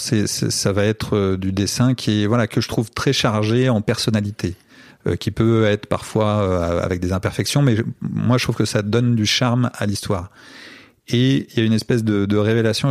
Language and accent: French; France; also born or lived in Brazil; je viens de France